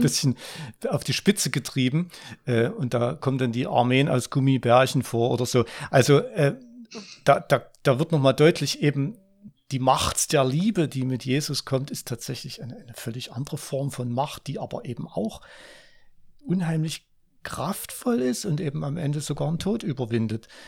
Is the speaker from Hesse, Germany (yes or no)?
no; Ore Mountains, Saxony, Germany; dort, wo ich aufgewachsen bin, im Erzgebirge